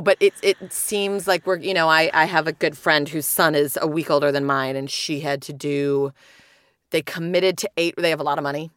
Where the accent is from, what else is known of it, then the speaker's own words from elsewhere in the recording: United Kingdom; now in Chicago, United States; my hometown